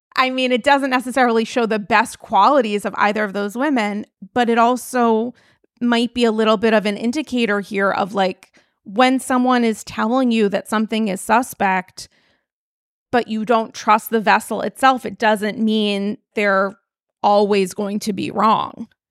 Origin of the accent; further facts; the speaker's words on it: New York, United States; I'm a New Yorker